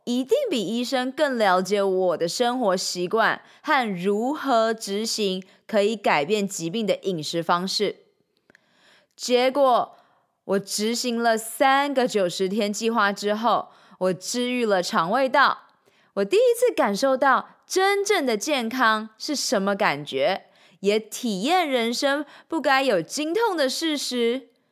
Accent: Changhua County, Taiwan; moved away as an adult; also born or lived in Shanghai, China; now in Taipei, Taiwan; 三年前，我从上海搬回台湾 从彰化老家上台北拼人生

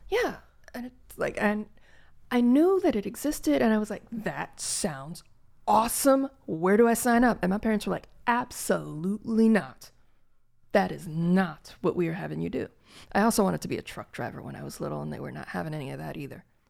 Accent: Gary, Indiana, United States; I, I grew up in Gary, Indiana

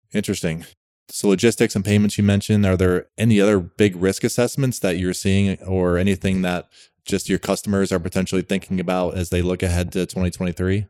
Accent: Rochester, New York, United States; I'm from Rochester, New York originally.

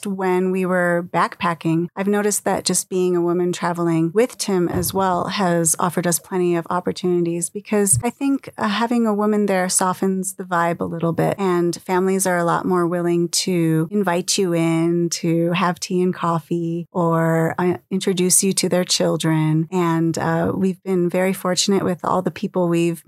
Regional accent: United States

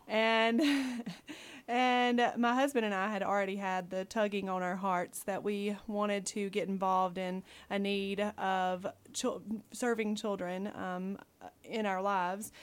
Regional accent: Dillon, South Carolina, United States; moved away as an adult; now in Guam; I am originally from Dillon, South Carolina

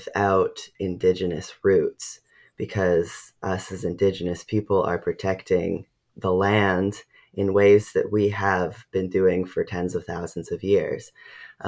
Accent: Ucluelet, British Columbia, Canada; I grew up on Vancouver Island in Ucluelet

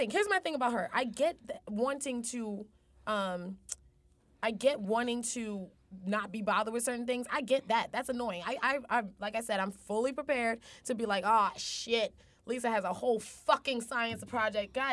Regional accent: New York, United States; New York, I speak fast.

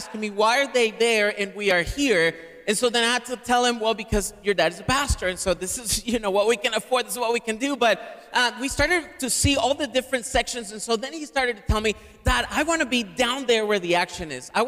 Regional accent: Caracas, Capital District, Venezuela; English is a second language; now in United States; I'm from Caracas, Venezuela, originally, which is in the northern tip of South America. I've been in the U.S. for 23 years.

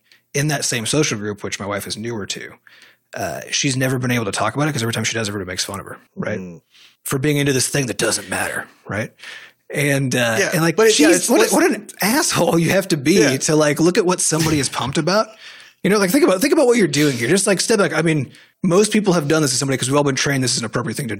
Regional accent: United States; as an American

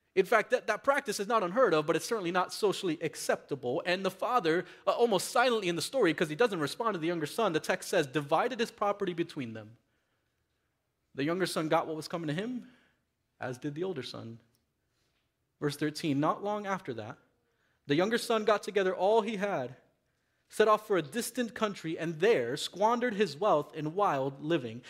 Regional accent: Miami, Florida, United States; growing up in Miami, in my uh, uh Latino community with my Latino friends

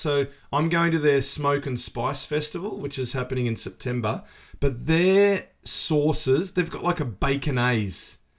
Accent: Australia; now in New Zealand; I'm from Australia.

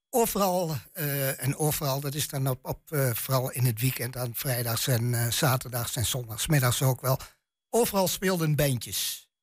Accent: Twente, Overijssel, Netherlands; accent: Twents; mijn tongval echt twens is

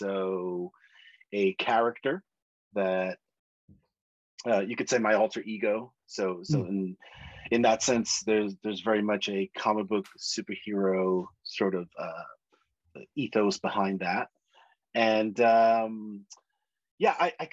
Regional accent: New York City, New York, United States; I'm originally from New York City

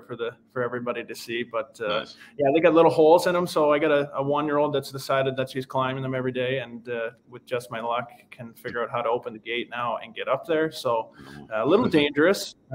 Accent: Oakville, Ontario, Canada; moved away as an adult; also born or lived in Shanghai, China / Finland; I'm from Oakville, Ontario

